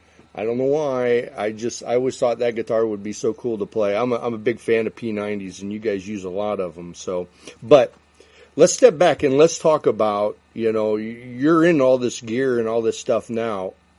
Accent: Chicago, Illinois, United States; I'm in the Chicago area.

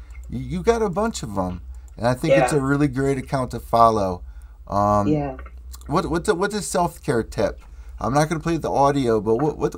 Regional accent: New Haven, Connecticut, United States; New Haven, Connecticut.

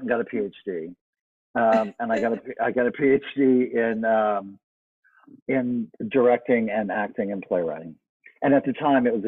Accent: Southeast Texas, United States; I grew up in Southeast Texas in a very, very, very small town, tiny town

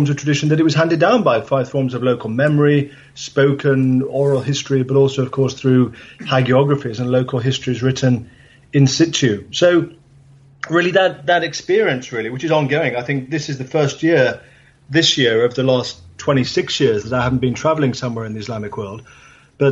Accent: England, United Kingdom; where I grew up in England

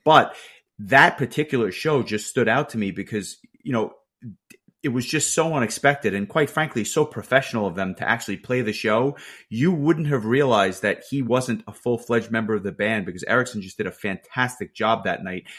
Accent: New York, United States; a New Yorker

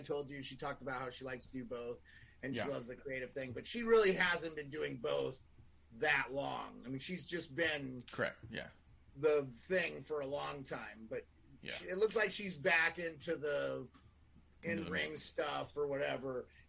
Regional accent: Scotland, United Kingdom; I'm a, you know, I'm Scottish, and, you know, the Highlander had a sword

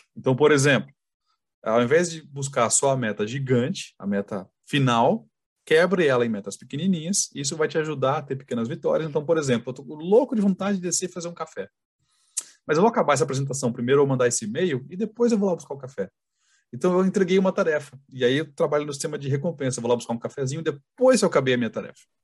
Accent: Sorocaba, São Paulo, Brazil; a gente é de Sorocaba

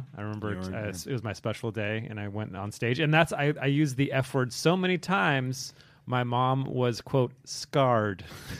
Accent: San Diego, California, United States; also born or lived in Boston; now in New York City, United States; I'm from San Diego originally.

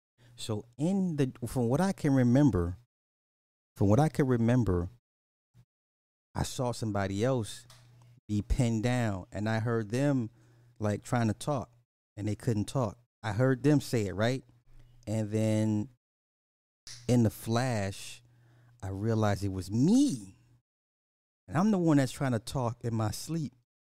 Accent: Canada; I'm French Canadian. We say supper, it's the meal after dinner.

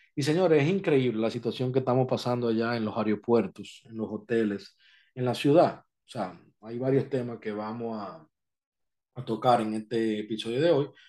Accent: Dominican Republic; now in Florida, United States

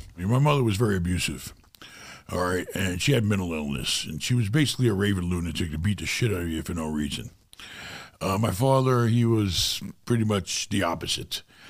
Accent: Far Rockaway, New York, United States; It was pretty rough growing up in New York. You know, in Far Rockaway and the projects, where it was really sad.

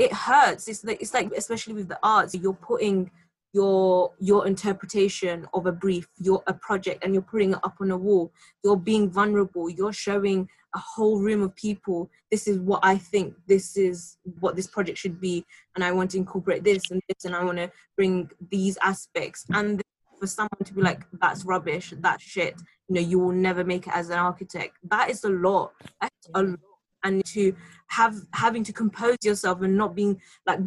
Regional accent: London, United Kingdom; being a Londoner, I've been in London my entire life

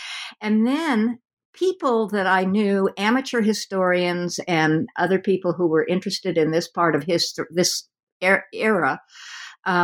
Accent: West Coast, United States; since I'm from the West Coast and have had very little time to explore the eastern part of the country

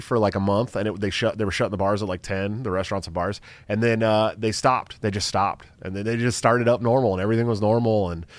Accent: California, United States; moved away as an adult; now in Iowa, United States; I love California. It's, you know, That's my state. That's my home state.

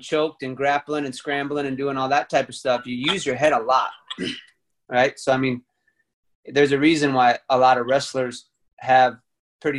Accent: United States; moved away; also born or lived in Texas / Chicago, Illinois; I grew up in Texas and Chicago

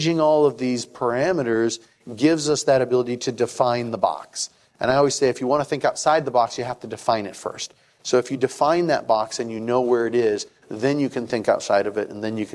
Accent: Tucson, Arizona, United States; also born or lived in Flagstaff / Houston; now in Maricopa, United States; I grew up in Tucson, went to school in Flagstaff, went to law school out in Houston, came back here, became a financial advisor

